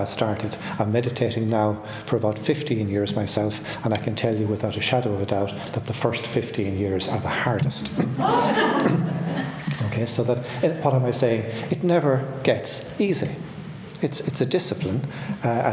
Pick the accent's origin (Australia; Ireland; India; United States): Ireland; I grew up in Ireland in the 1950s, and that was very much a confessional society.